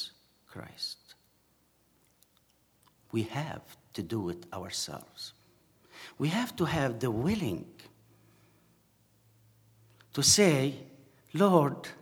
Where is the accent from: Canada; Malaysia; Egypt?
Egypt; Asyut, Asyut Governorate; English is a second language; moved away as an adult; also born or lived in Cairo; The first time I left my city in Asyut, which is in south, 375 kilometers from Cairo, the first time I went on my own to live in Cairo for a while was when I finished my university